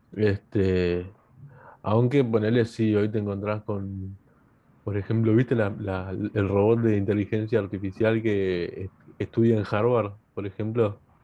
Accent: Argentina; yo siendo argentino

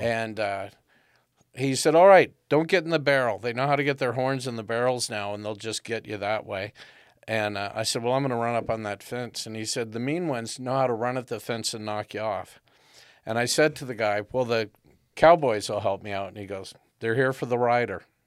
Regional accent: Southern California, United States; growing up in Southern California

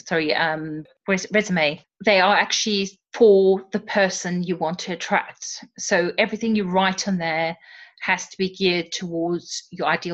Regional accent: South Africa; moved away; also born or lived in Surrey, England; I'm originally from South Africa.

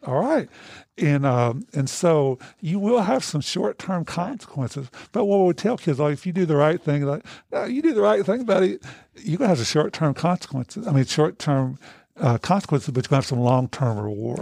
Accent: United States; when I was growing up in Hancock County, my family was a bunch of boozers

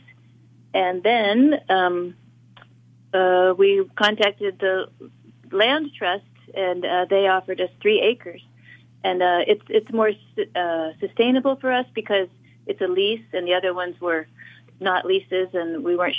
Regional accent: Watsonville, California, United States; also born or lived in Mexico / San Joaquin Valley; I was born in Watsonville, but I actually was raised in Mexico from about 6 months old to 7 years old. And when my parents brought me back

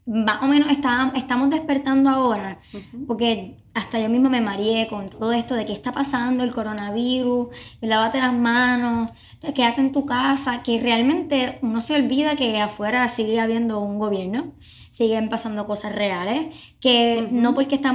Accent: Puerto Rico

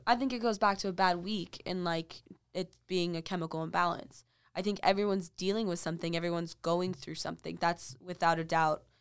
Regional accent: Texas, United States; I was from Texas

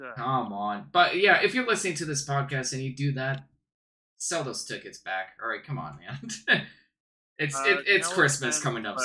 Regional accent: Canada; We're Canadian, right?

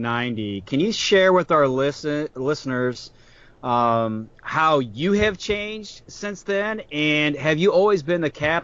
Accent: Tremont, Illinois, United States; I did grow up in the same community as Ken, Tremont, Illinois.

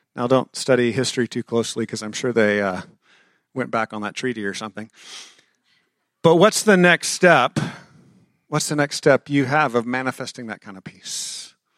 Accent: Texas, United States; I'm a Texan

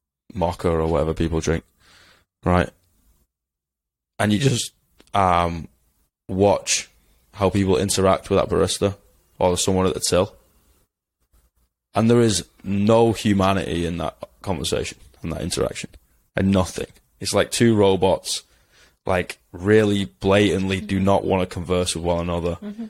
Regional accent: England, United Kingdom; Like, I'm English. I don't trust my government.

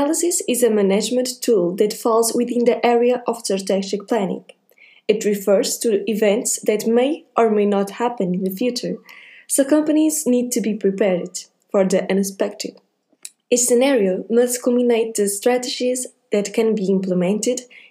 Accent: Portugal; I'm from Portugal

